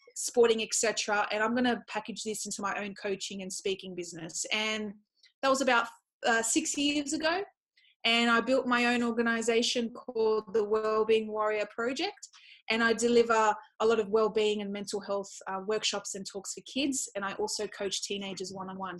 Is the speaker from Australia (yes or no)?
yes; Australia; I was born in Australia, but I come from a Middle Eastern culture